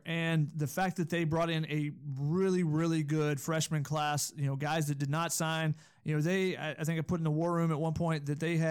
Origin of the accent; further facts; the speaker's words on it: Georgia, United States; I'm from Georgia, and I went to school in Tennessee, so yes, I would win at Cornhole.